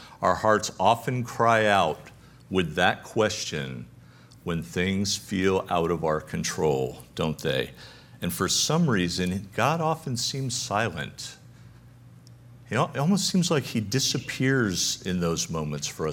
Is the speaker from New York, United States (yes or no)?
no; Connecticut, United States; moved away; I grew up in Connecticut.